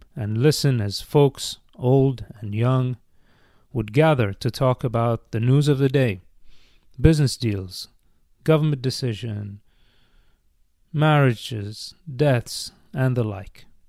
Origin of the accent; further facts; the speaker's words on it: Bahrain; moved away as an adult; now in United States; As a kid growing up in Bahrain